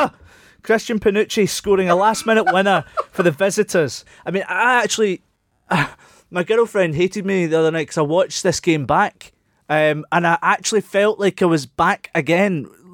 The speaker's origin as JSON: {"language": "English", "region": "Scotland", "country": "United Kingdom", "said": "we're so Scottish."}